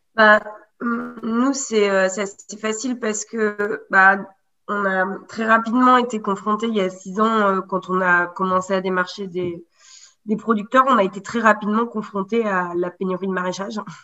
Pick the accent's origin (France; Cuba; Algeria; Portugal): France; Haute-Loire, near Brassac-les-Mines, Auvergne-Rhône-Alpes; also born or lived in Paris; J'ai grandi là, en Haute-Loire. Dans le, plus précisément en termes de territoire, dans le bassin minier, vers Brassac-les-Mines.